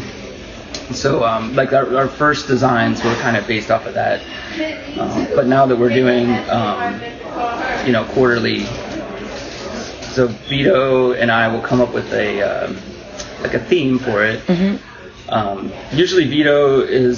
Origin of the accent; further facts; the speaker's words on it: central Pennsylvania, United States; I grew up in Pennsylvania, central Pennsylvania, on a dairy farm